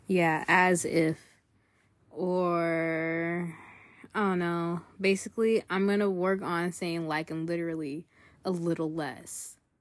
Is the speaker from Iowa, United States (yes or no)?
no; California, United States; we're from California